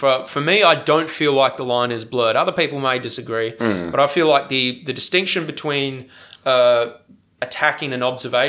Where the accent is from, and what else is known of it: Australia